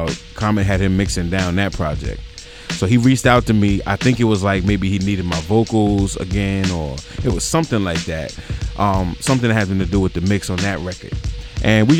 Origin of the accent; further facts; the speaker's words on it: Riverhead, New York, United States; also born or lived in Nassau County, New York / Suffolk County, New York; I grew up in a small town on the eastern of Long Island called Riverhead